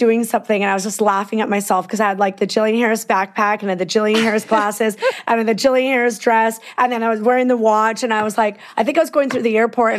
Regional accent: Peace River, Alberta, Canada; born or raised there; accent: Canadian; moved away as an adult; also born or lived in Vancouver

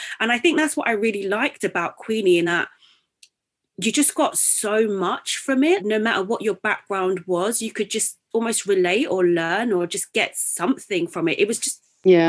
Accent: London, United Kingdom; I'm of Nigerian heritage, but I was born in East London and I've grown up in East London.

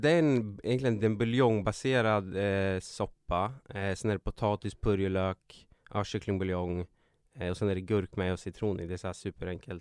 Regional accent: Katrineholm, Södermanland, Sweden; also born or lived in Nyköping; jag föddes i Nyköping och uppvuxen i Katrineholm.

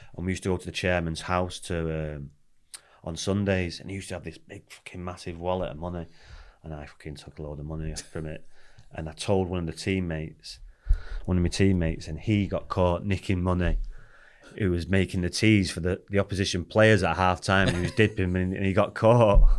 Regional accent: Salford, North West England, United Kingdom; also born or lived in Cardiff, Wales; When we was, um, three, we moved to Swinton, Salford

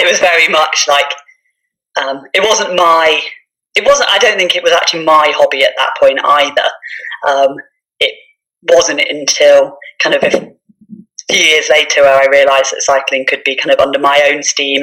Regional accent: Norwich, East of England, United Kingdom; now in Lake District, United Kingdom; I was born and brought up in Norfolk, Norwich, so flatlands of east of England

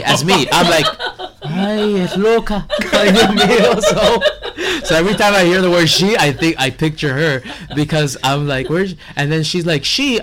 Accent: Miami, Florida, United States; I'm from Miami. I was born and raised here

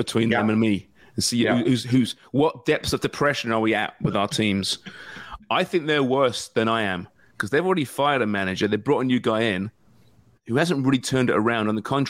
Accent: Liverpool, North West England, United Kingdom; I'm born and bred in Toxteth, me. Yeah.

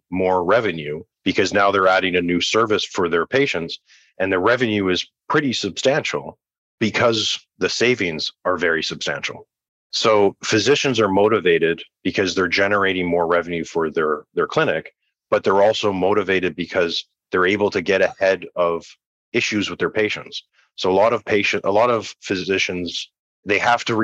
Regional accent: Canada; I'm Canadian, so I come from the Canadian healthcare system

